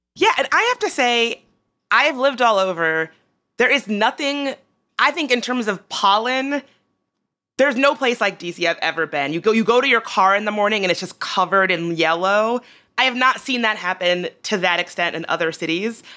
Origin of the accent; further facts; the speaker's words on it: Richmond, Virginia, United States; now in Washington, D.C., United States; I grew up in Richmond